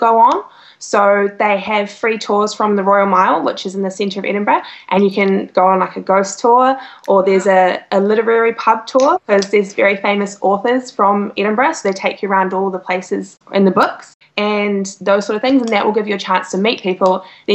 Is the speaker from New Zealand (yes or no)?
yes; New Zealand; moved away as an adult; now in Scotland, United Kingdom; I'm originally from New Zealand